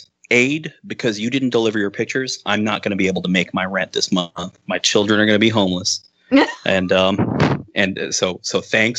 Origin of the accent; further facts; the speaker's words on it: United States; we call it soccer here in the old America.